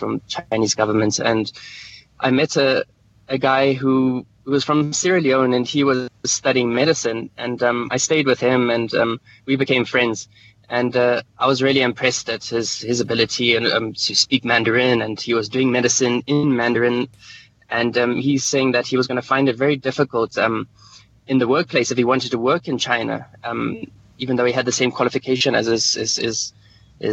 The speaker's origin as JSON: {"language": "English", "country": "Lesotho", "tie": "born or raised there", "also_born_or_lived": "South Africa", "said": "I've grown up my whole life in Lesotho"}